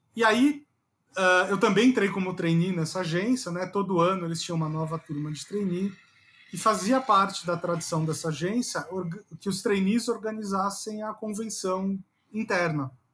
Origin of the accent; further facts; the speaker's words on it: São Paulo, Brazil; moved away as an adult; now in Brasília, Brazil; eu sempre fui o paulistano babaca